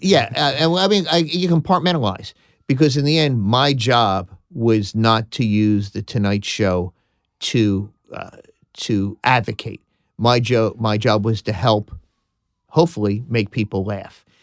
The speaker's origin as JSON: {"language": "English", "town": "Philadelphia", "region": "Pennsylvania", "country": "United States", "accent": "Philadelphia", "said": "being from Philadelphia, my Philadelphia accent"}